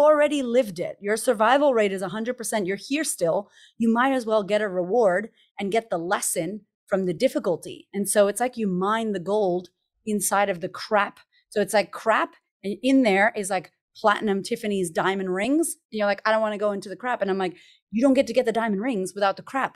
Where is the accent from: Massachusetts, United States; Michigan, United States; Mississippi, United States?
Massachusetts, United States; Boston; I grew up in America, in Boston, Massachusetts